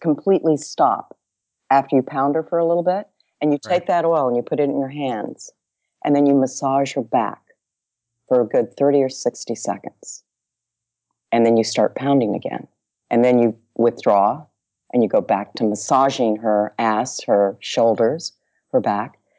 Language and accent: English; Dallas, Texas, United States; I'm from Big D. Little A double L A S